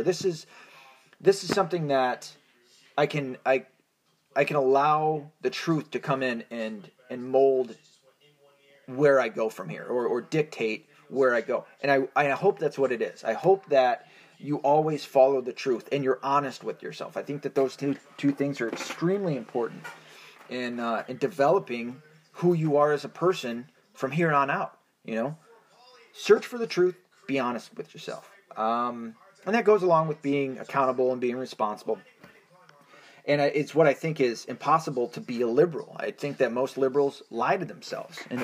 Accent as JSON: {"language": "English", "country": "United States", "said": "I am an American. I'm not an Irish man in the sense of I do not have a citizenship to Ireland"}